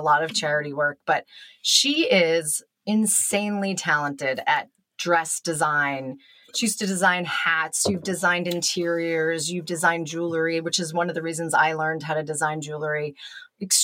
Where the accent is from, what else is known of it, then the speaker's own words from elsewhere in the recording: outside of Boston, Massachusetts, United States; I grew up outside of Boston